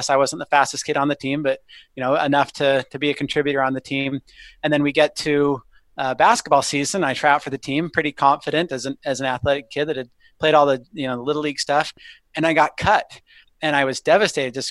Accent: Indiana, United States; I grew up in Indiana

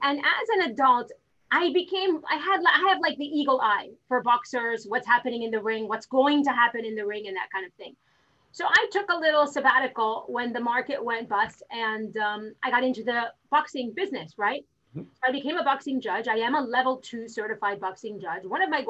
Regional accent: Miami, Florida, United States; So I am from Miami. I'm originally from Miami. I'm one of the 8 people left here in Miami that stayed and never went anywhere else.

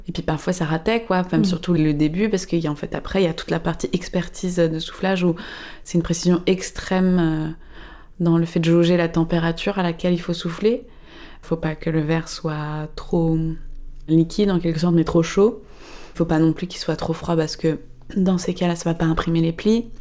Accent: Paris, Île-de-France, France; je suis parisienne.

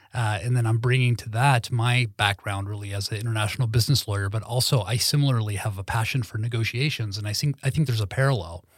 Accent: Los Angeles, California, United States; moved away as an adult; now in Sweden; growing up in Lo-, Los Angeles

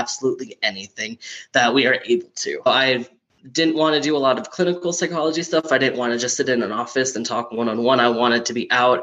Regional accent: Minnesota, United States; moved away as an adult; now in Colorado, United States; I'm originally from Minnesota, but I moved here 4 years ago to get a better degree in a college I really liked

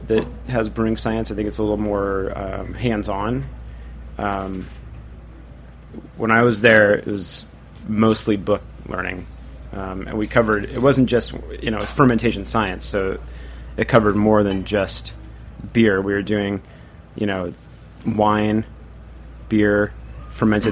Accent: Portland, Oregon, United States; now in New York City, United States; I'm from Portland, Oregon originally

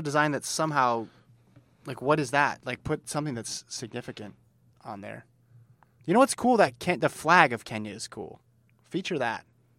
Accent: Australia; I don't know of a single indoor track in my hometown. I'd be willing to bet that all our Australian national records on indoor track can be explained by Australian student athletes

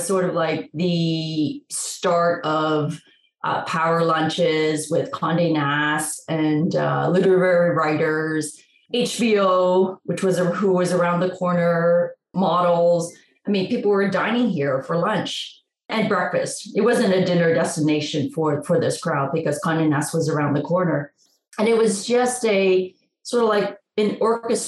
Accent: Toronto, Ontario, Canada; moved away; also born or lived in New York City, United States; I am originally from Toronto and I got to New York in the late 80s

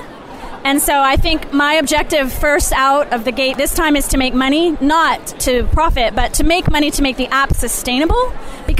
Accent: Ohio, United States; I'm born and raised in Ohio

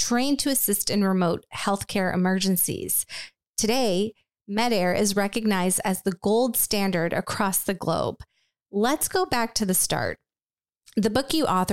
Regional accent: Richmond, California, United States; I grew up in California, in Richmond.

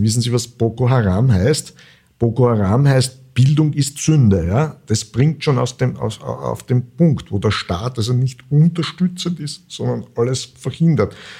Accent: Vienna, Austria; ich bin ja Wiener

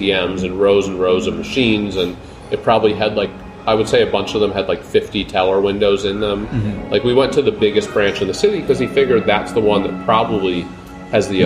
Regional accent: United States; as an American

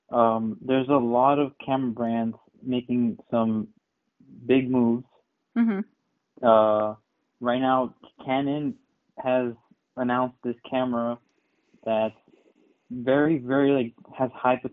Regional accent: New York, United States; New York.

